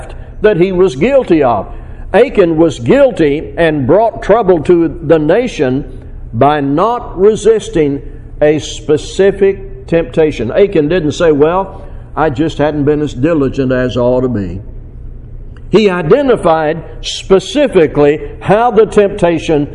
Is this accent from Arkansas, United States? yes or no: yes; Fort Smith, Arkansas, United States; around Fort Smith, Arkansas, my hometown. But I fished all those places when I was a boy.